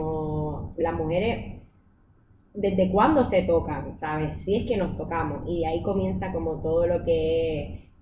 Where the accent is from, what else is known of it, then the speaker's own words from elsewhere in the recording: Puerto Rico; soy puertorriqueña, tengo 24 años.